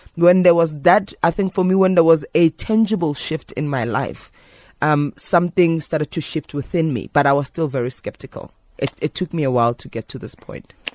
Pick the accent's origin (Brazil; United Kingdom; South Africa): South Africa; Johannesburg, Gauteng; as a young woman growing up in Alexandra